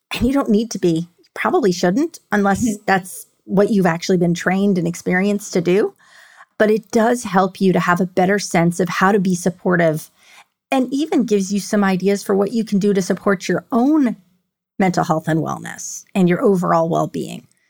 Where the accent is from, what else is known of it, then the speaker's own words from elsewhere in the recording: New York City, New York, United States; moved away as an adult; now in Houston, United States; I grew up in New York